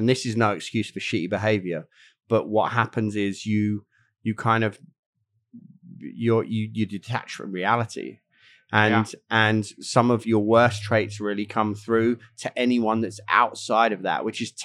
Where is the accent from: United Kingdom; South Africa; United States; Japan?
United Kingdom; England; As an Englishman